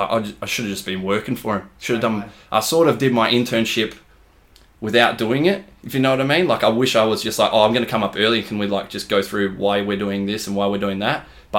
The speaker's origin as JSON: {"language": "English", "town": "Rockingham", "region": "Western Australia", "country": "Australia", "said": "oh, I'm from Colby and Rockingham."}